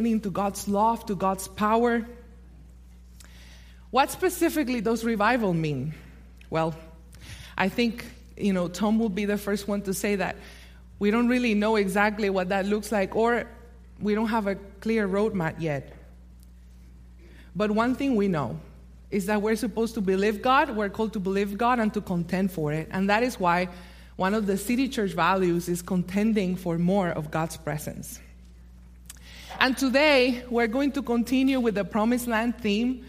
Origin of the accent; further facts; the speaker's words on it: Puerto Rico; moved away; in my native Puerto Rico